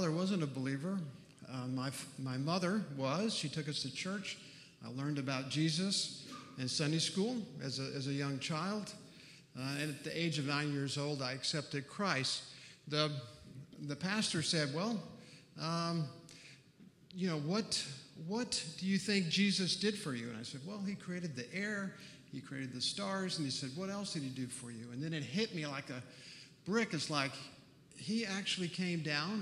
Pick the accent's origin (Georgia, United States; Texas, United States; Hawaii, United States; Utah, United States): Texas, United States; grew up in Texas on a farm